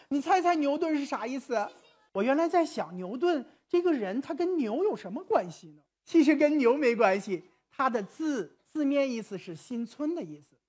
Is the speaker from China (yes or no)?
yes; China; 我们中国人说汉语